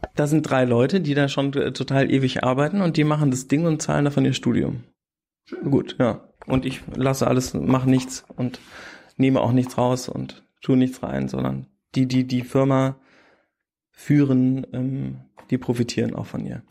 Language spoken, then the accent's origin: German; Bad Münstereifel, North Rhine-Westphalia, Germany; moved away as an adult; also born or lived in Hamburg / Wesseling / Ilmenau / Berlin; sind wir nach Bad Münstereifel umgezogen und da bin ich aufs Gymnasium gegangen